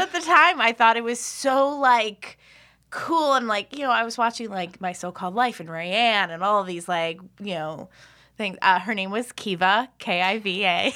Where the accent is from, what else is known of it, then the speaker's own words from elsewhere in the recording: Philadelphia, Pennsylvania, United States; moved away as an adult; also born or lived in Boston / Chicago; I'm originally from Philadelphia, and then I went to school in Boston, and I lived in Chicago. for five years